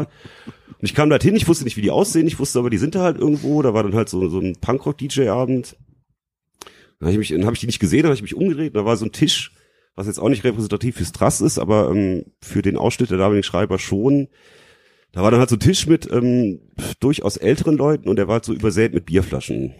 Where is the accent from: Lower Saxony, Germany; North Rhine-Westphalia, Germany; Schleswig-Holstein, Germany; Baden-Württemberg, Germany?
North Rhine-Westphalia, Germany; Leverkusen; moved away as an adult; now in Frankfurt, Germany; ich komme nicht aus Frankfurt, ich wohne hier seit 2006, komme eigentlich aus Leverkusen